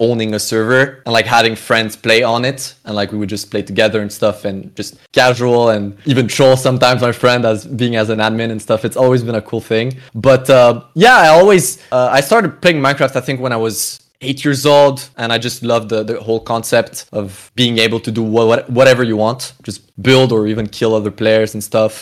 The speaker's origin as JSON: {"language": "English", "country": "Canada", "moved": "yes", "lives_now": "Europe", "said": "I'm a Canadian originally"}